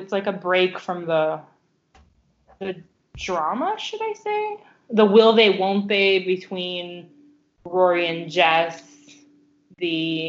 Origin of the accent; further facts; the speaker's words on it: Chicago, Illinois, United States; I'm from Chicago. Don't fuck with me.